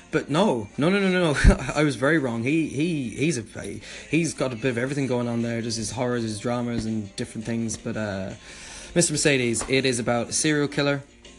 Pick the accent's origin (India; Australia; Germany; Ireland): Ireland; I'm from Ireland myself.